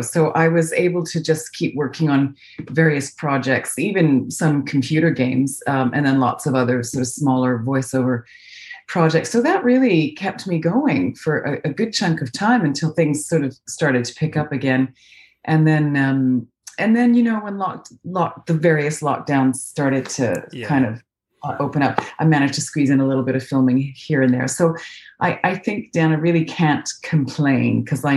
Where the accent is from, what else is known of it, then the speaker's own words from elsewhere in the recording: Calgary, Alberta, Canada; accent: North American; moved away as an adult; now in London, United Kingdom; I was born in Calgary, Alberta.